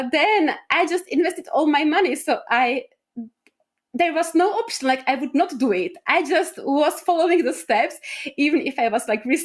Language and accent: English; Czechia; I'm from Czech Republic